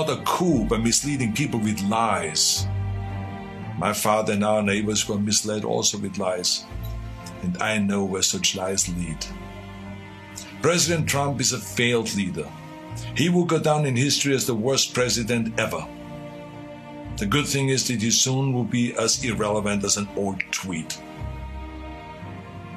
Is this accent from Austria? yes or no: yes; Austria; now in United States; Now, I grew up in Austria.